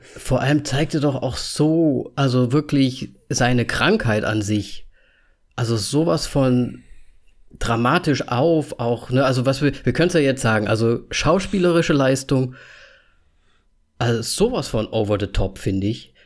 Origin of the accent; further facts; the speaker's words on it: Austria; Ich bin Österreicher